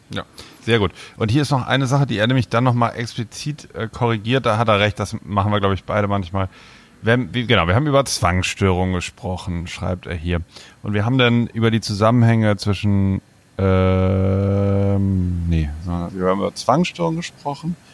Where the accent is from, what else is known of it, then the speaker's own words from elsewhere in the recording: Germany; Ich komme nicht aus Hamburg, ich komme aus der Nähe von Bremen.